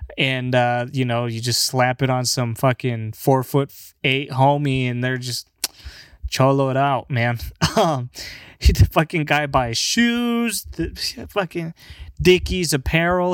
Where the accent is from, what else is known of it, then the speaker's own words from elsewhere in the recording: California, United States; I was born here in California